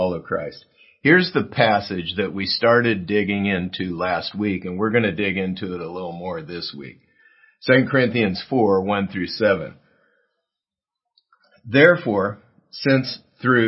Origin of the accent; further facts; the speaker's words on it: South Gate, California, United States; my hometown of Southgate near downtown L.A.